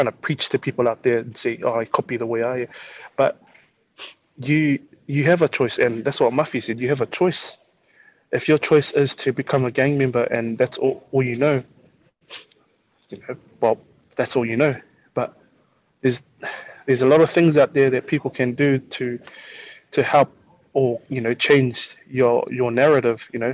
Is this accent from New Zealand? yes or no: yes; Auckland, New Zealand; as a kid growing up in South Auckland